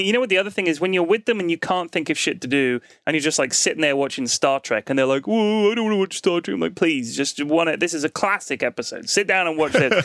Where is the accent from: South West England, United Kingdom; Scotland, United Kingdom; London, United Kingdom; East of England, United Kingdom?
London, United Kingdom; we're both from London